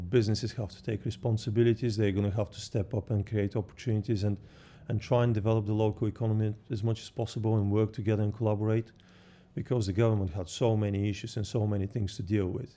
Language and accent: English; Bulgaria; moved away as an adult; I was born in Bulgaria and I grew up, um, just on the seaside